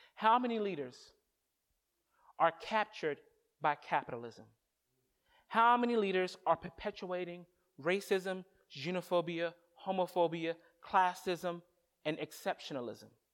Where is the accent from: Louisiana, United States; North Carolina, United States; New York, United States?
North Carolina, United States; moved away as an adult; now in Boston, United States; I'm from North Carolina